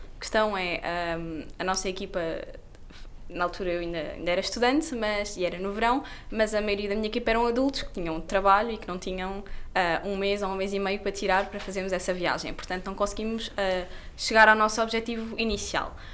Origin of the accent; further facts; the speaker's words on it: Lisbon, Portugal; eu nasci em Lisboa e vivia em Lisboa